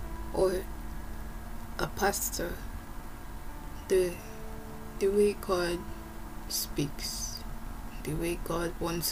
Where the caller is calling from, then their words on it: Moscow, Russia; Hello everyone … I am recording this from Moscow, Russia.